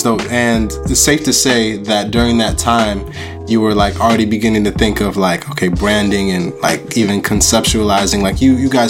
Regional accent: Buffalo, New York, United States; I was born in Buffalo, so like not too far away.

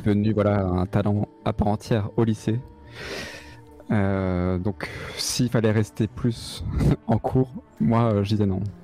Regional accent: Alsatian countryside, Grand Est, France; moved away as an adult; also born or lived in Strasbourg; now in Paris, France; là d'où je viens. Donc c'est dans la campagne alsacienne, tu vois, euh, les petits villages et tout ça

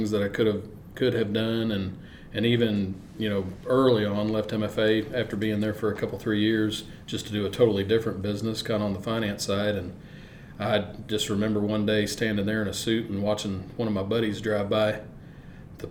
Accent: Mexico, Missouri, United States; Growing up in Mexico, Missouri, I mean, we had two industries

